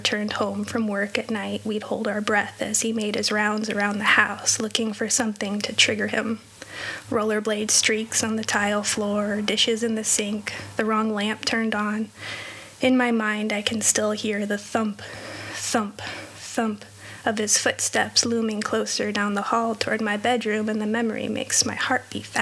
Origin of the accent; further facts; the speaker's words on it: just south of Los Angeles, Southern California, United States; I was born and raised in Southern California, in an affluent neighborhood just south of Los Angeles